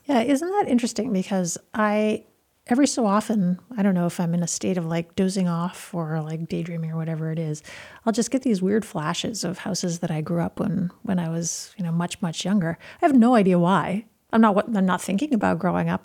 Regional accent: Burlington, Vermont, United States; moved away; I was born in Burlington, and I've, I went to medical school in Burlington

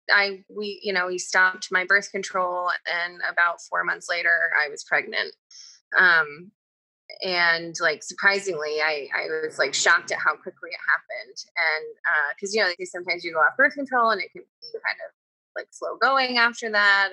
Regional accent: Troy, New York, United States; This is where I'm from. Troy, New York

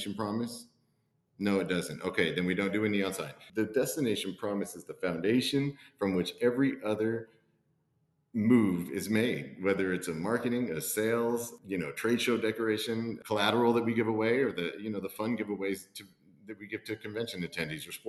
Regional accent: McAllen, Texas, United States; now in Abilene, United States; I'm born and raised in McAllen, Texas, which is deep South Texas in the Rio Grande Valley

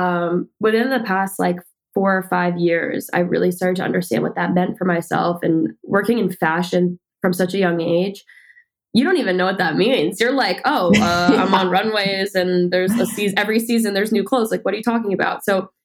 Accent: New Jersey, United States; now in New York City, United States; I'm from New Jersey, but I've been working in the city modeling since I was 13

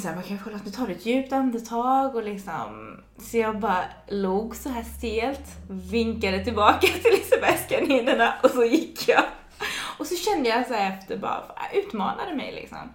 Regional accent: Ronneby, Blekinge, Sweden; now in Gothenburg, Sweden; i Ronneby då där jag kommer ifrån

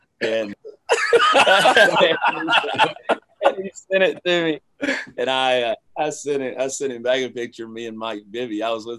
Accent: London, United Kingdom; those 18 years that I spent growing up in London

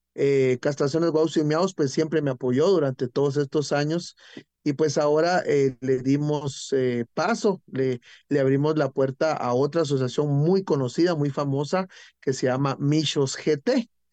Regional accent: San Miguel Petapa, Guatemala Department, Guatemala; en mi comunidad, en mi pueblo, en mi municipio de San Miguel Petapa

